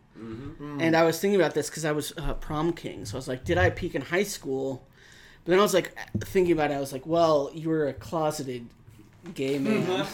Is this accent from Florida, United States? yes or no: no; rural Missouri, United States; moved away; I still would have been from rural Missouri